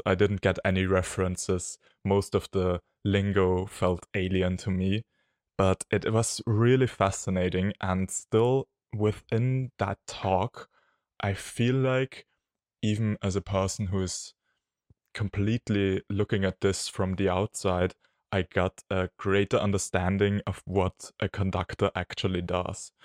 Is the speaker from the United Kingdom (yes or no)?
no; Austria; from Austria